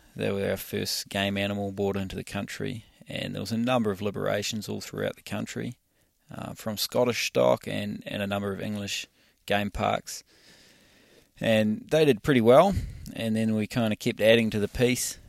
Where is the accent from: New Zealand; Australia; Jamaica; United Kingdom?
New Zealand; in New Zealand, we've got a lot of public land, but we don't have a lot of ma, uh, a lot of money to manage it properly.